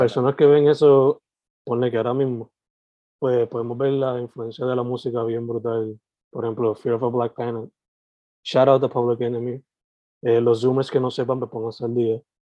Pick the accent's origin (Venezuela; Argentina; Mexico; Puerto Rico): Puerto Rico; Vega Baja; no solamente de boricua, pero de cabajeño